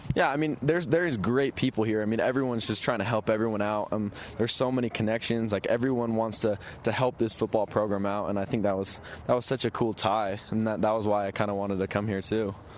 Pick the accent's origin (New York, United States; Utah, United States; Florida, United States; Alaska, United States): Utah, United States; I'm from Utah